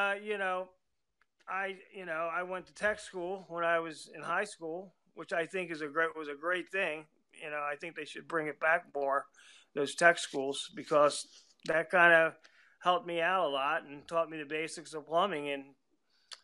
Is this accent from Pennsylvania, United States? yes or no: yes; Philadelphia, Pennsylvania, United States; moved away; from Philadelphia, originally. That's where I was, born and raised in Philadelphia